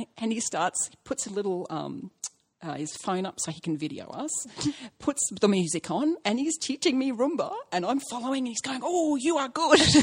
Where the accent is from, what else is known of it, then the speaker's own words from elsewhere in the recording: Australia; I'm Australian